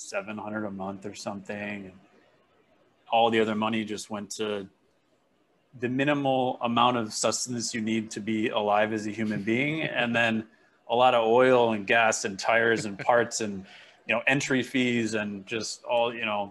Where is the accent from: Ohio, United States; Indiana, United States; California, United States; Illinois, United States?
Illinois, United States; Elk Grove Village; moved away as an adult; also born or lived in Japan; now in Hawaii, United States; where I grew up in the Elk Grove kind of Schaumburg area, really close to Arlington Heights